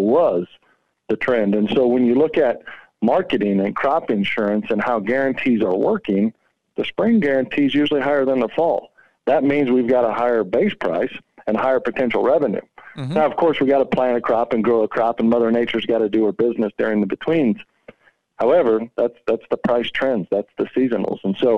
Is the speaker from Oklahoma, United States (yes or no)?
yes; Oklahoma, United States; moved away; also born or lived in Northwest Kansas; I grew up in Oklahoma and later transitioned into Northwest Kansas